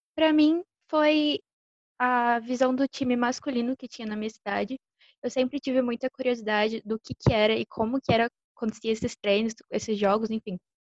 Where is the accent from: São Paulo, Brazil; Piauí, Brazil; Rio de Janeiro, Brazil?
São Paulo, Brazil; Batatais; moved away; also born or lived in Uberlândia; joguei no time da minha cidade natal, o Batatais Ghosts